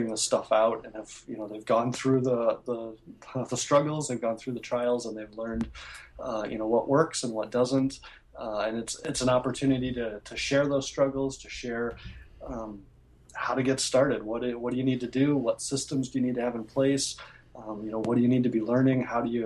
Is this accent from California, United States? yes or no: no; Minnesota, United States; I'm from Minnesota